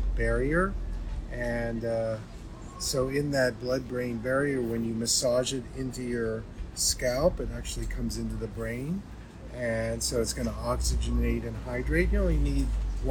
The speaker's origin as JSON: {"language": "English", "town": "Pittsburgh", "region": "Pennsylvania", "country": "United States", "tie": "born or raised there", "said": "It's my hometown where I was born."}